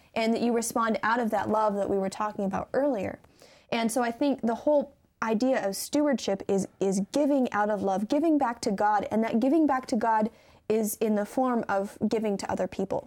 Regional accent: Michigan, United States; I'm from Michigan

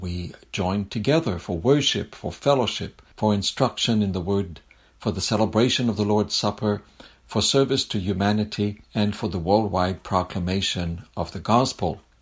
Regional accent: Quebec City, Quebec, Canada; moved away as an adult; now in Berrien Springs, United States; You've noticed my accent and you're wondering where I'm from. I'm a French Canadian from, uh, Quebec City in Canada

